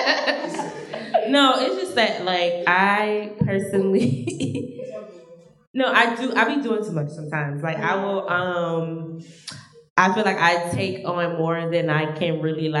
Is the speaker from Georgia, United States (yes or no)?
yes; Georgia, United States; moved away; I'm from Georgia, so I live here